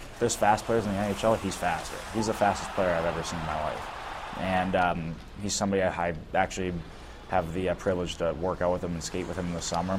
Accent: St. Louis, Missouri, United States; growing up in St. Louis

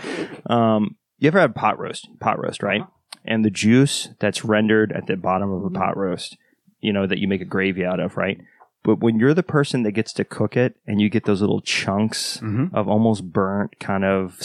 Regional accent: the South, United States; I am from the South

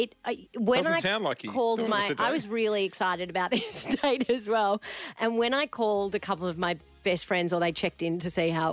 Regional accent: Melbourne, Victoria, Australia; I'm from Melbourne

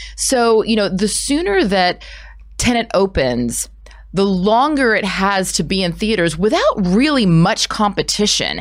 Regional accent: United States; as an American actor

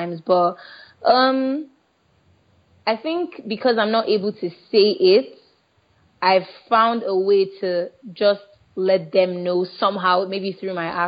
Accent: Delta, Nigeria; I'm from Delta State in Nigeria

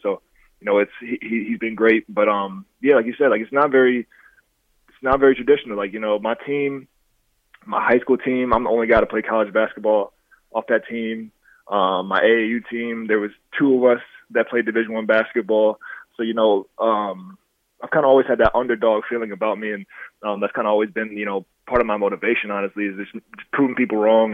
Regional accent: Dixon, United States; I grew up in Dixon. So Dixon is a real small town

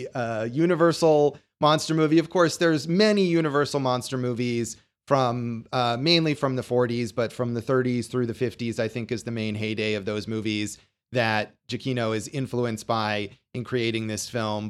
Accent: Las Vegas, Nevada, United States; born or raised there

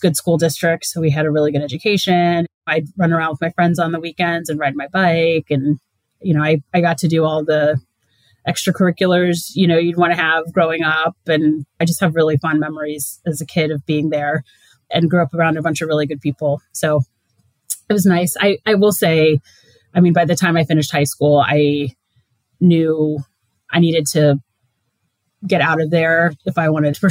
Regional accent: Perry Township, Ohio, United States; moved away as an adult; I'm originally from a very small town in Northeast Ohio. It's called Perry Township. It's a suburb of Akron

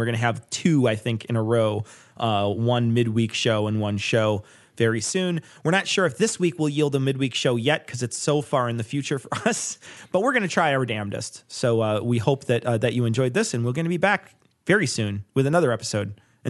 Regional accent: Illinois, United States; from Illinois. I don't know how to spell things.

